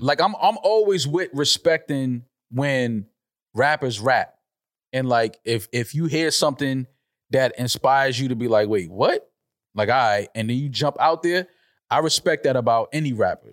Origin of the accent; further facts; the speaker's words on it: New York City, New York, United States; the Bronx is my hometown